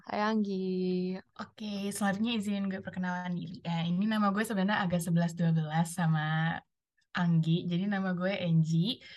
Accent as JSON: {"language": "Indonesian", "town": "Palembang", "region": "South Sumatra", "country": "Indonesia", "moved": "as an adult", "said": "gue kan asal dari Palembang jadi FYI gue dari Palembang gue ngerantau"}